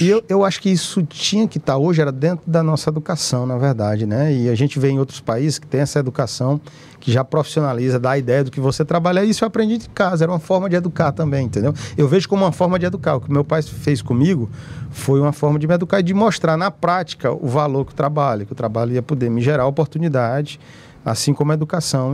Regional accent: Teresina, Piauí, Brazil; eu sou daqui de Teresina, eu nasci aqui em Teresina

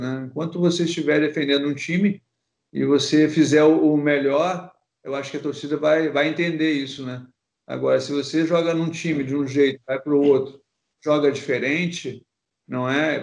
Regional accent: Porto Alegre, Rio Grande do Sul, Brazil; moved away as an adult; also born or lived in Rio de Janeiro; eu sou gaúcho, né? Para quem não sabe, sou de Porto Alegre. Então, eu, eu nasci no, no, bairro praticamente que os dois times né, tinham estádio.

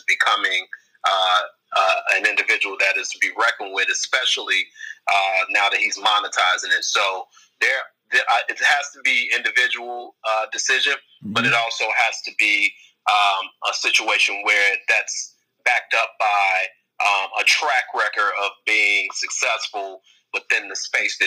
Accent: Chicago, Illinois, United States; I was a kid from Inglewood on the south side of Chicago

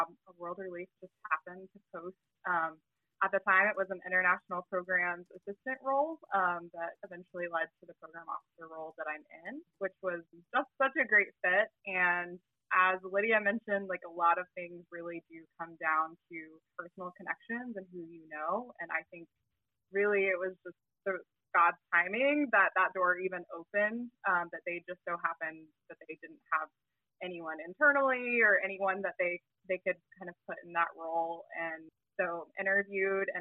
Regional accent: Tennessee, United States; moved away as an adult; also born or lived in Portland; I'm originally from Tennessee, so I moved back with family

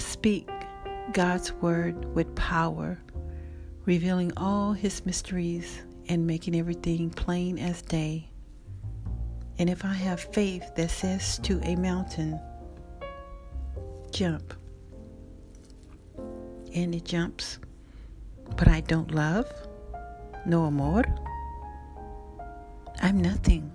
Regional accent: the South, United States; I'm from the South

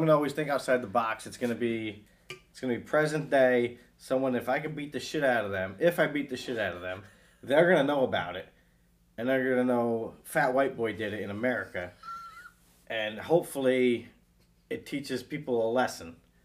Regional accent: United States; I'm American

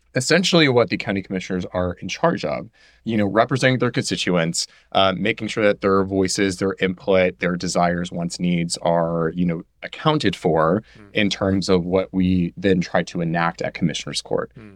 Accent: Houston, Texas, United States; I'm a native born Houstonian. Mm-hmm. So I lived here my whole life. Mm-hmm. I grew up in near North Side

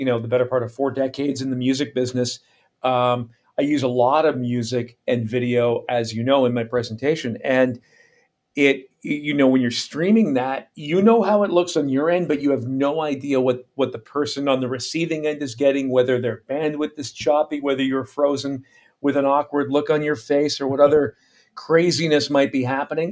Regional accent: Canada; moved away as an adult; also born or lived in United States / Caribbean; my career has taken me from my home country, Canada, into the U.S., and then into the Caribbean for a couple of years, and then back to Canada, where I'm currently based.

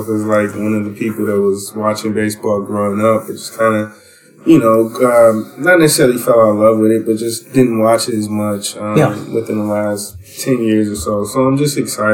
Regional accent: Milwaukee, Wisconsin, United States; me growing up in Milwaukee, Wisconsin

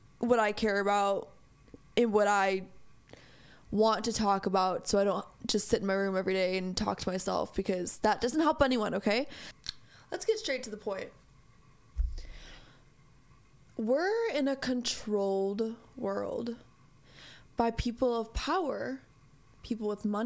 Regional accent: United States; I am an American in America. And I am very lucky to be here. I am very lucky to be born here.

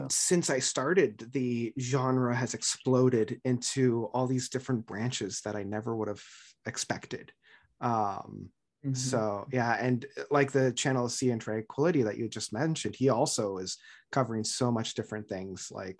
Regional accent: Ontario, Canada; And as a Canadian, more specifically an Ontarian, I don't know if I could ever say that in any other context

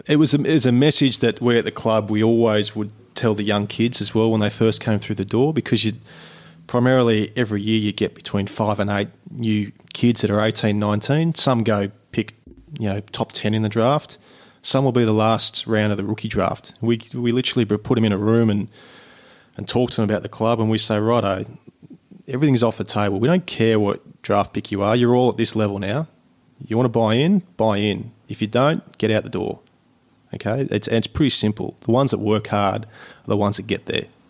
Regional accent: Sydney, New South Wales, Australia; kid growing up in Sydney

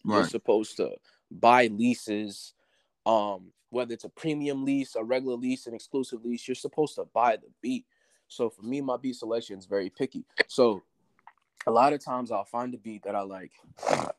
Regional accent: Beaufort, South Carolina, United States; also born or lived in Far Rockaway, New York / Cleveland, Ohio; I lived in South Carolina for most of my life, but originally, January 25th, 2001, I was born in Far Rockaway, New York.

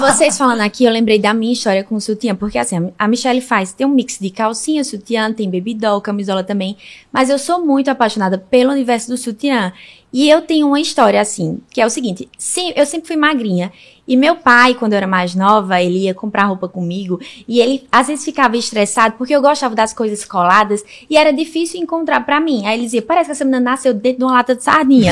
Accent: Santa Cruz do Capibaribe, Pernambuco, Brazil; a gente é de Santa Cruz do Capibaribe, é o interior do Pernambuco

